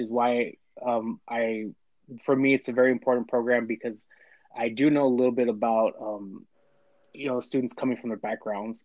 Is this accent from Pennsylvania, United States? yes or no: no; Bakersfield, California, United States; Born and raised in Bakersfield, California